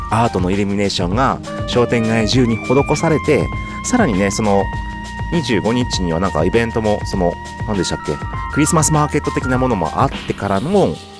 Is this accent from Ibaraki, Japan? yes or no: yes; Daigo, Ibaraki, Japan; サッカフェがある僕の実家の1階の奥のねただいまゲストルームのところは元パーティールームでした